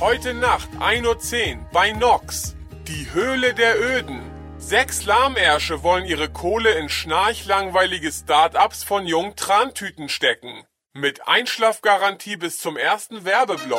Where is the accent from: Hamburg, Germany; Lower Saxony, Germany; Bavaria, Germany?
Hamburg, Germany; Hanseatic; wir Hanseaten